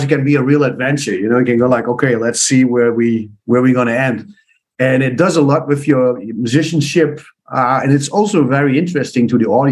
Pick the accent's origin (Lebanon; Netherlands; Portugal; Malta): Netherlands; east part of the Netherlands, eastern Netherlands; first language Dutch; English is a second language; my roots are the east part of the Netherlands, which is more a farmer area